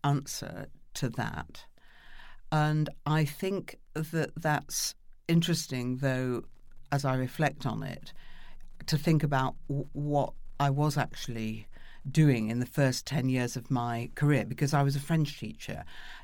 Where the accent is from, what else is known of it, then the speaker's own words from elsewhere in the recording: Manchester, North West England, United Kingdom; Being born actually at Stretford Memorial Hospital, as my sister will remind me, and then going to Moss Side to live, and being brought up in inner city Manchester in the 50s